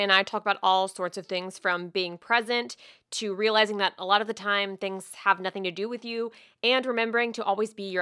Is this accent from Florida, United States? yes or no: yes; Jacksonville, Florida, United States; moved away; also born or lived in Miami, Florida; I was born in Miami. I spent most of my life in Jacksonville, Florida, which is like the South